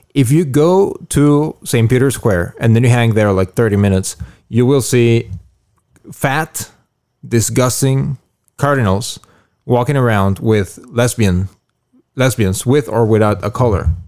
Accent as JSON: {"language": "English", "country": "Mexico", "tie": "born or raised there", "moved": "yes", "said": "when I was, uh, little growing up in Moguls Hordo in Mexico"}